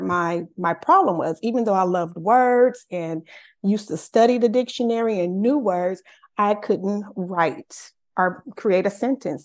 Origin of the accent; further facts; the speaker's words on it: Los Angeles, California, United States; I'm born and raised in Los Angeles, California